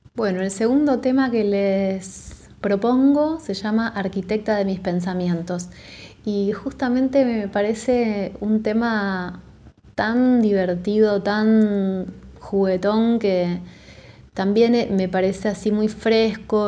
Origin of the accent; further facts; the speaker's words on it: Buenos Aires, Argentina; de la ciudad de Buenos Aires, soy bien porteña.